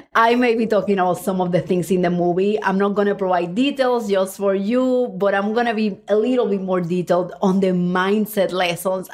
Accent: Cuba; now in United States; I was born in Cuba

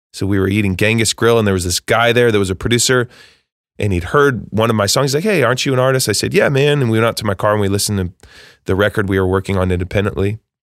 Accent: Eugene, Oregon, United States; moved away as an adult; now in Nashville, United States; I grew up in Eugene, Oregon

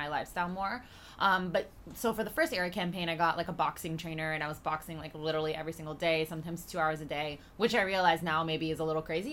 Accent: Toronto, Ontario, Canada; moved away as an adult; also born or lived in Trinidad and Tobago; now in New York, United States; I wasn't born in Canada, but I moved here when I was, like, 4 or 5. And this has just, like, always been my home

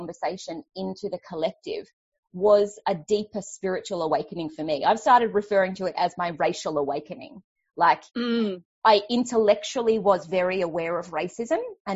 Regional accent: Australia; I am Australian. I do live in Australia.

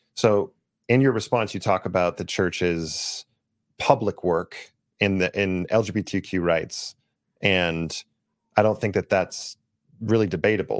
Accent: Los Angeles, California, United States; I grew up in Los Angeles area

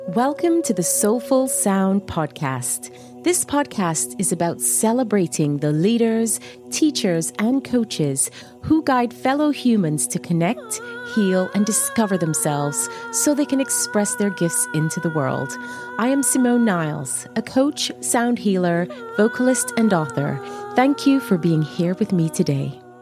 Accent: Barbados; also born or lived in Trinidad / United States; I had my primary school and secondary school experience there. So this is where I grew up effectively

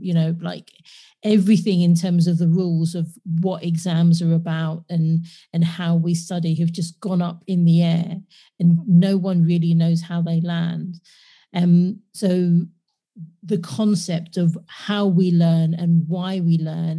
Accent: London, United Kingdom; I was born and raised in London

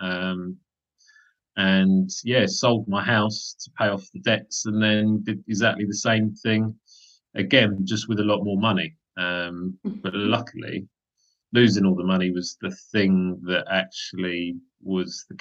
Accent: London, United Kingdom; also born or lived in Nottingham; I was born and raised in Wimbledon in southwest London

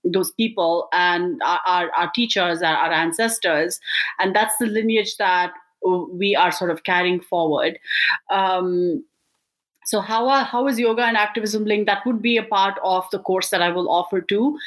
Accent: Bangalore, Karnataka, India; moved away; I'm an Indian immigrant from Bangalore, India.

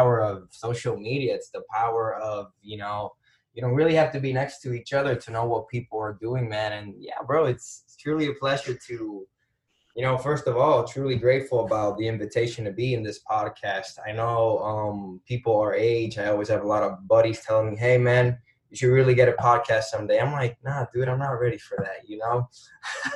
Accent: Dominican Republic; moved away as an adult; also born or lived in Kalamazoo, Michigan; born and raised in the Dominican Republic

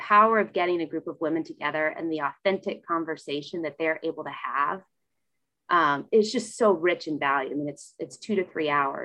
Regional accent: Louisville, Kentucky, United States; I was born and raised in Louisville

